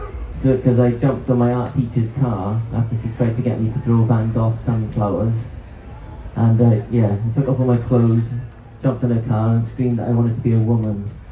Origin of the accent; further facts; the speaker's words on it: Swansea, Wales, United Kingdom; Swansea boy through and through.